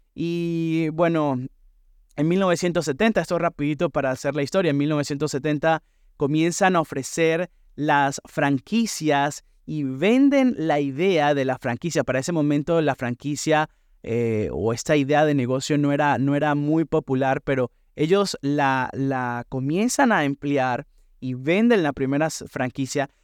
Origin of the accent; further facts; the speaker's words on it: San Cristóbal, Táchira, Venezuela; moved away as an adult; also born or lived in Bridgeport, Connecticut / New Haven, Connecticut; now in Stratford, United States; la ciudad de donde yo vengo, San Cristóbal, allá en el estado Táchira, Venezuela